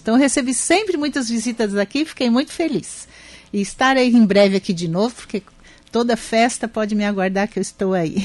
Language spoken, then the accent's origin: Portuguese; Araranguá, Santa Catarina, Brazil; also born or lived in Timbé do Sul, Brazil; now in São José, Brazil; eu nasci no Timbé do Sul, e vim embora para Araranguá com um ano, um ano uhum. e hum. meio, um pouco menos. E fiz a minha infância toda aqui, a minha, uh, a minha juventude